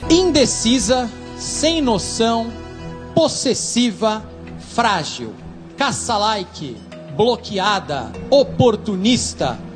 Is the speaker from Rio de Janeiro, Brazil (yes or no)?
yes; Nova Iguaçu, Rio de Janeiro, Brazil; Do Nova Iguaçu.